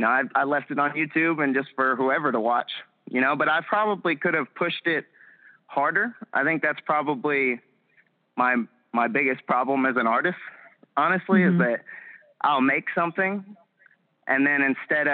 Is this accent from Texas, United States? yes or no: yes; Huntsville, Texas, United States; back in my hometown. Yeah, back in Huntsville, Texas.